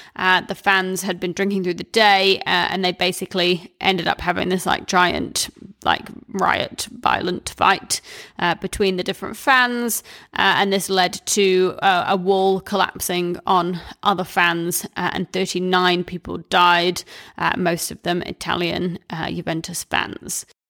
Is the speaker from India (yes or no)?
no; New Zealand; growing up in New Zealand